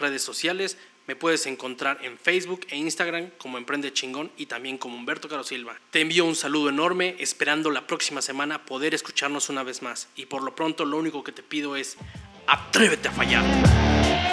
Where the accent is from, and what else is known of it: Mexico